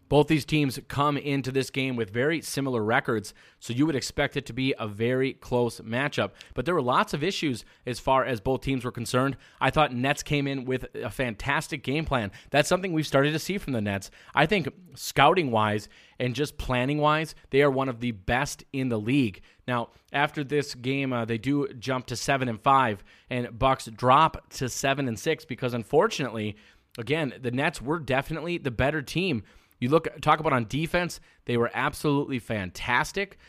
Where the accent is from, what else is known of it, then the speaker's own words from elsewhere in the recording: Minnesota, United States; I'm from Minnesota.